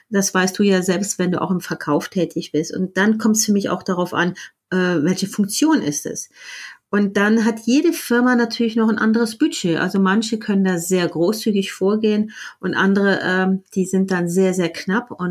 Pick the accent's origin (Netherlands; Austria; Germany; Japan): Germany; now in Switzerland; Ich ähm, bin Deutsche, aber lebe in der Schweiz. Deswegen spreche ich kein Schweizerdeutsch.